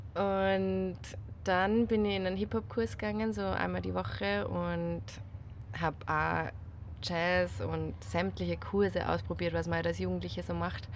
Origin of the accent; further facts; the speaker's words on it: Salzburg, Austria; now in Vienna, Austria; bin ursprünglich aus Salzburg, wohne jetzt aber in Wien